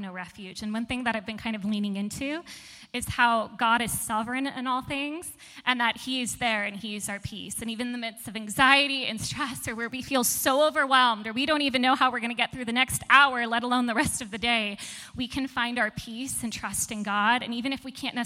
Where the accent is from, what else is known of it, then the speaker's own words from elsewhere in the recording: Torrance, California, United States; now in San Diego, United States; I am originally from Torrance, California